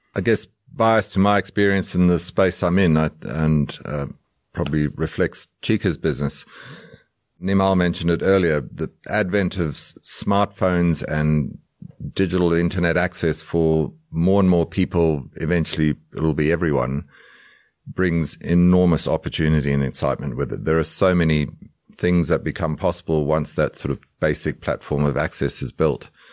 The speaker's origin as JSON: {"language": "English", "country": "Zimbabwe", "tie": "born or raised there", "also_born_or_lived": "United Kingdom / Australia / United States", "moved": "yes", "lives_now": "South Africa", "said": "I grew up in Zimbabwe, so I'm coming back home to my African heritage"}